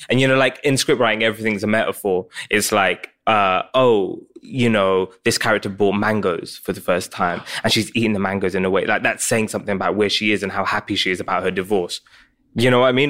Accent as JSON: {"language": "English", "area": "Essex", "region": "East of England", "country": "United Kingdom", "tie": "born or raised there", "also_born_or_lived": "Pakistan", "said": "growing up in, in Essex, in England"}